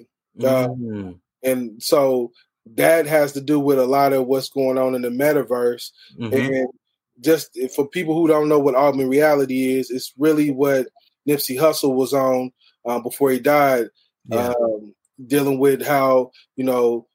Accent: Evansville, Indiana, United States; I'm from Evansville, Indiana, the southern part of the state

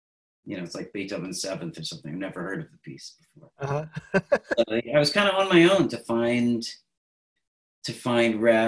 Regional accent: Williamstown, Massachusetts, United States; Williamstown, Massachusetts. Population 6,000.

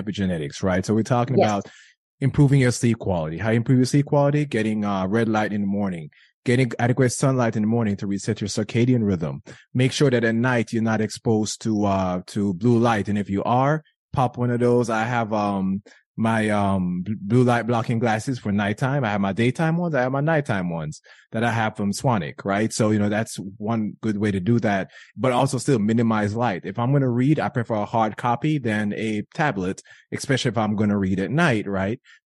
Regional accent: Jamaica; I grew up in Jamaica

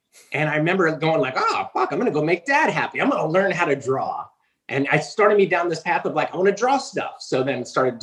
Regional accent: New Jersey, United States; I am from New fucking Jersey.

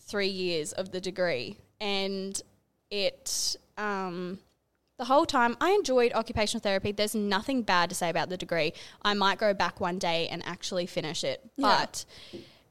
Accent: Longreach, Queensland, Australia; moved away as an adult; I'm originally from Longreach. So I lived there for like a big chunk of my life.

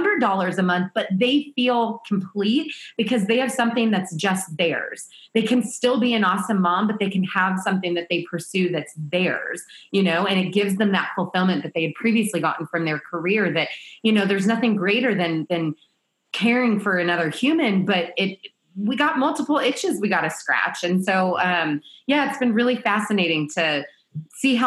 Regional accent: Kansas, United States; moved away as an adult; also born or lived in San Diego; I'm from Kansas

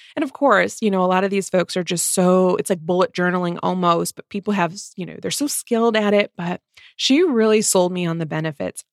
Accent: Midwest, United States; two Midwest mood readers

